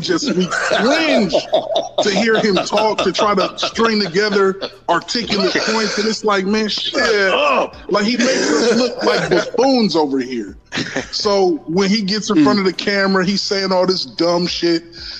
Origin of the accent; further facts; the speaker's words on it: the North, United States; I'm from the North.